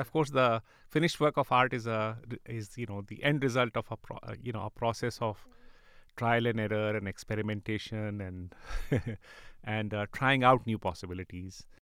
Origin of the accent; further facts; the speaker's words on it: Karachi, Sindh, Pakistan; moved away; I grew up in Karachi